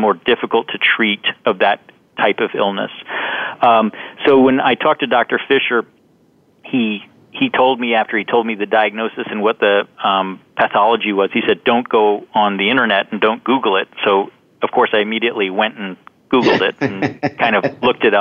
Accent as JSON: {"language": "English", "region": "London", "country": "United Kingdom", "tie": "born or raised there", "moved": "yes", "said": "I actually spent a fair amount of my childhood growing up in London, England"}